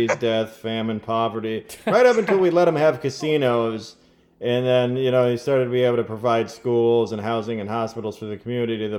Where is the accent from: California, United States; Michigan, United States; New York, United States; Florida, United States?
Michigan, United States; Dearborn; I'm from Detroit, Dearborn